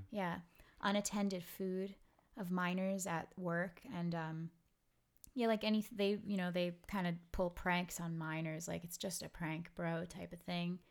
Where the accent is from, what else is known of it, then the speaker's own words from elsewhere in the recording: New York City, New York, United States; I'm I'm from Brooklyn